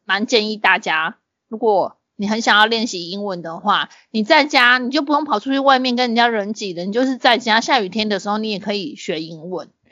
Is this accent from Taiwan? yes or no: yes; Tainan, Taiwan; 我们台南人就是这样子